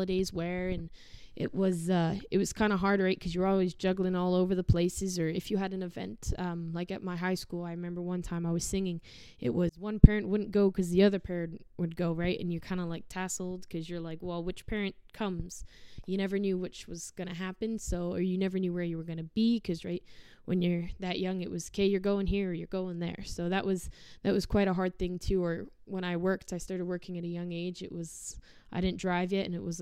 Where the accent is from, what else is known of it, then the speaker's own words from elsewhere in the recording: Sherwood Park, Alberta, Canada; also born or lived in Somerset, England; So Sherwood Park's kind of my little nest